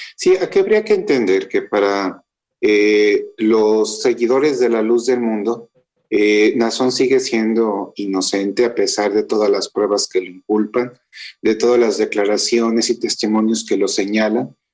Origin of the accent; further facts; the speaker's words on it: Guadalajara, Jalisco, Mexico; yo soy de Guadalajara